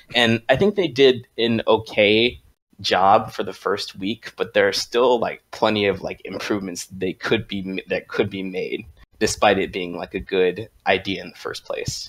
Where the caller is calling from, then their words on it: Hampton Roads, Virginia, United States; calling from, uh, Hampton Roads, Virginia.